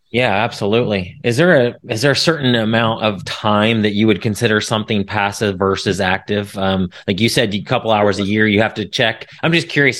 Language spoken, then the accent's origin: English; Indiana, United States; now in Dallas, United States; I'm, I'm from Indiana originally